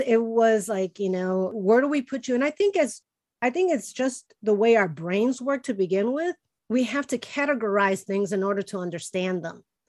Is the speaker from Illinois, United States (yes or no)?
yes; Chicago, Illinois, United States; first language Spanish; English is a second language; moved away; I was born and raised in Chicago, but we always spoke with Spanish at home